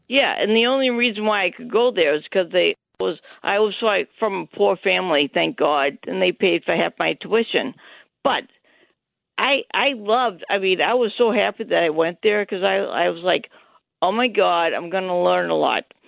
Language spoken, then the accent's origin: English; Massachusetts, United States; also born or lived in upstate New York; I grew up in Massachusetts, like in Massachusetts, East Coast